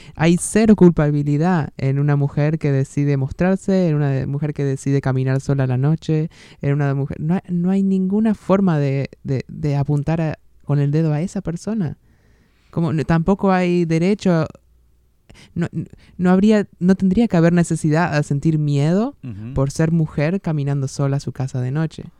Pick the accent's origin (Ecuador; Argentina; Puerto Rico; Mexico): Argentina; near Rojas, Buenos Aires Province; moved away; en Rojas, una ciudad muy cercana a mi, a mi ciudad natal